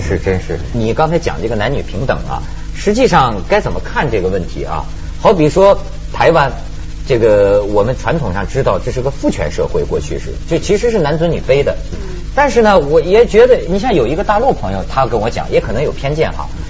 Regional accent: rural Shandong, China; 我们老家山东农村

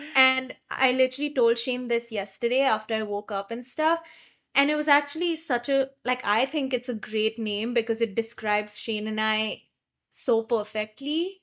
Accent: India; I'm from India

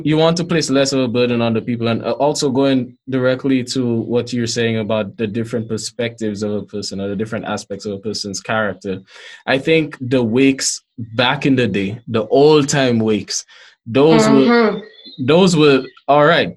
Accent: St. Lucia; growing up in St. Lucia

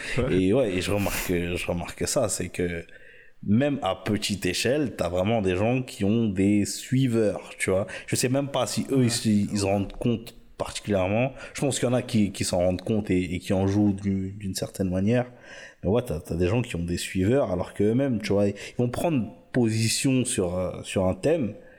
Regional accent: Senegal; moi, je suis sénégalais

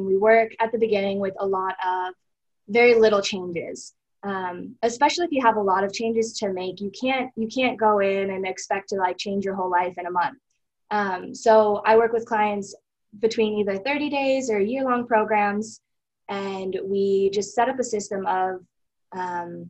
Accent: Jackson, Wyoming, United States; I was born and raised here in Jackson, so I've lived here my whole life

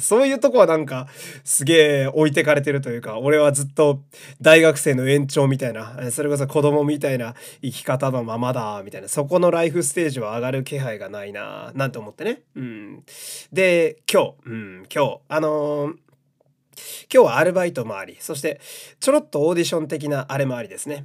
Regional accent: Fukui, Japan; moved away; 出身が田舎福井県なんで

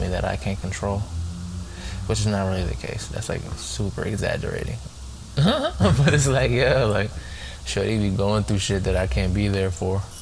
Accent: United States; I say we as an American

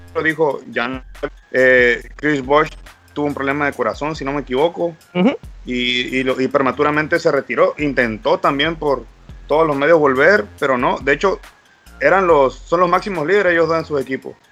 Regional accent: Baja California Sur, Mexico; Soy de Baja California

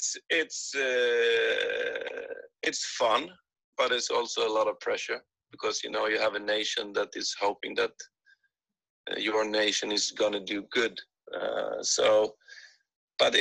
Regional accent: Helsingborg, Skåne, Sweden; moved away as an adult; also born or lived in Netherlands / Scotland; I'm from Sweden

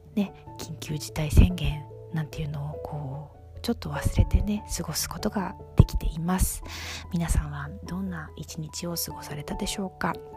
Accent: Tokyo, Japan; moved away as an adult; also born or lived in France; 東京育ちなので

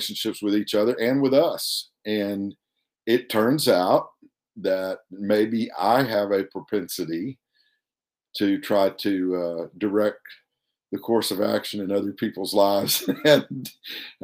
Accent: Elk City, Oklahoma, United States; also born or lived in Duncan, Oklahoma; growing up in Oklahoma with my younger brother

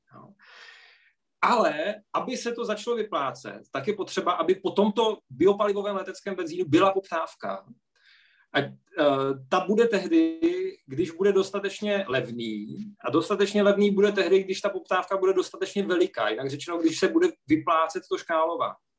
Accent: Czechia; my jako Češi

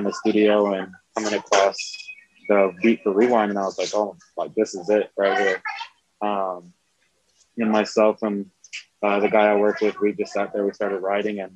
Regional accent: South Carolina, United States; now in Albuquerque, United States; I'm from South Carolina. So I grew up in the church, grew up playing the drums

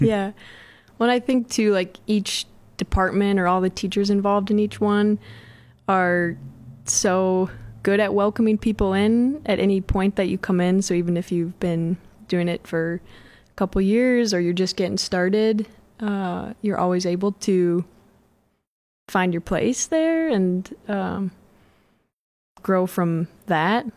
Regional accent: Mankato, Minnesota, United States; moved away as an adult; also born or lived in Morris, Minnesota; I'm from Mankato and just moved back almost two years ago.

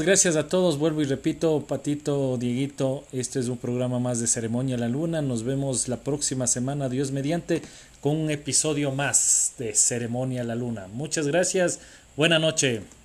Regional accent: Ecuador

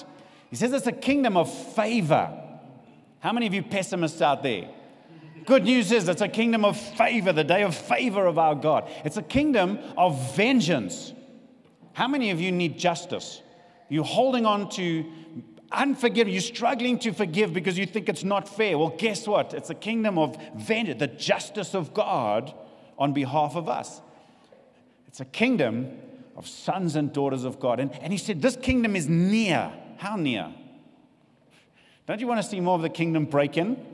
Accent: South Africa; also born or lived in Richards Bay, South Africa; we know what it's like being South African

